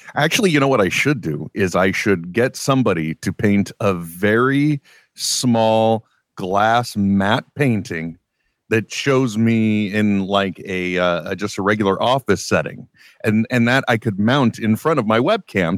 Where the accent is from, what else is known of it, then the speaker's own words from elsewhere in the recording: East Bay, California, United States; I grew up, uh, I grew up out here in the East Bay